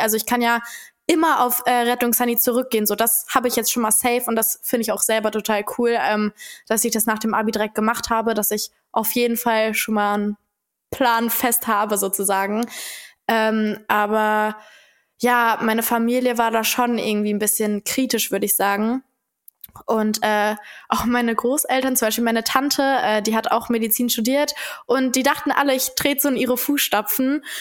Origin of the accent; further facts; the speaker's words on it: Dortmund, North Rhine-Westphalia, Germany; moved away as an adult; now in Cologne, Germany; ich komme ja selber aus Dortmund